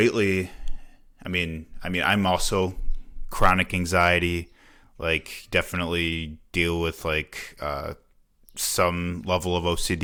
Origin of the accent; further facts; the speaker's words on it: Chicago, Illinois, United States; moved away as an adult; now in Milwaukee, United States; I'm from the Chicago area originally.